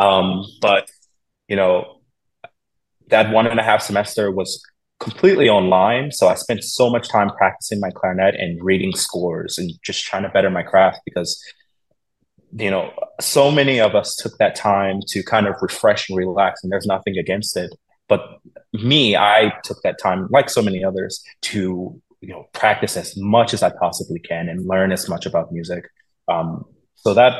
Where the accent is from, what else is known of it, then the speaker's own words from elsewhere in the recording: Philadelphia, Pennsylvania, United States; moved away; Philadelphia is my hometown. That's where I'm from. I was raised there